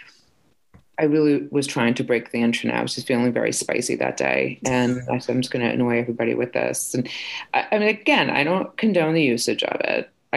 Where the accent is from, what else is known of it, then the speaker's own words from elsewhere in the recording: Fall River, Massachusetts, United States; I grew up in Fall River